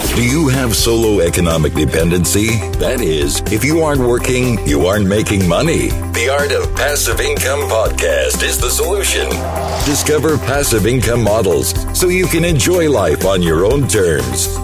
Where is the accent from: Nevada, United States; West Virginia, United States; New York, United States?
Nevada, United States; Las Vegas; this is my hometown boot camp